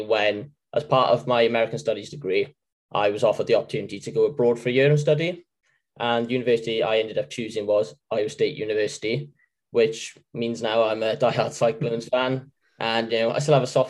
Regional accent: South Wales, United Kingdom; I'm from Portobello, South Wales.

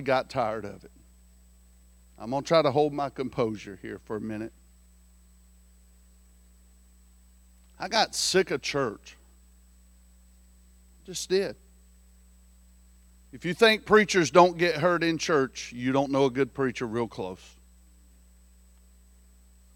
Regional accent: South Carolina, United States; I'm from South Carolina

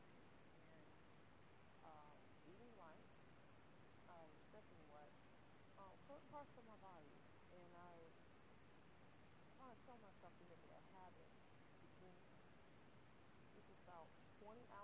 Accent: Detroit, Michigan, United States; moved away as an adult; I'm from Detroit, Michigan originally, and lived there in 20 years

